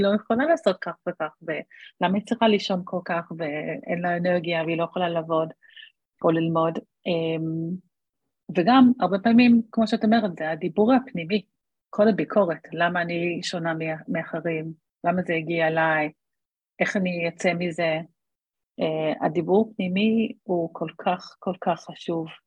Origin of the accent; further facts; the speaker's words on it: Australia; moved away as an adult; now in Israel; אני בארץ מעל עשרים וחמש שנה, אבל גדלתי באוסטרליה